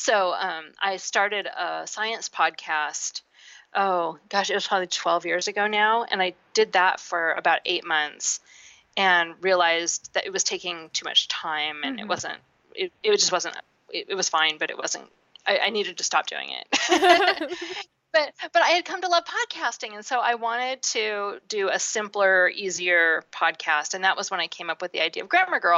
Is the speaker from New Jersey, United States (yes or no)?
no; Seattle, Washington, United States; I grew up in Seattle where it rains a lot